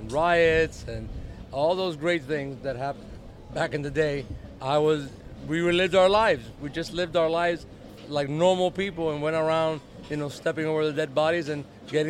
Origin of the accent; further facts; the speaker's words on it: Miami, Florida, United States; also born or lived in Newburgh, New York; I grew up in Miami, been here many, many, many, many years. I went to school, high school